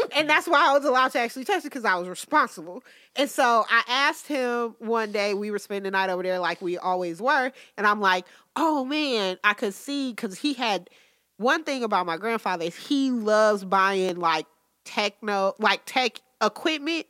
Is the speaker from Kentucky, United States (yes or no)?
no; Detroit, Michigan, United States; I'm still from Detroit